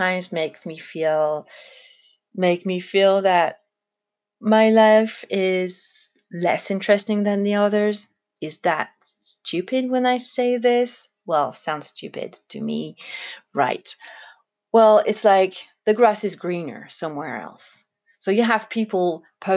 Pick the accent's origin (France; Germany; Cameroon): France; for a French person, it was kind of a shock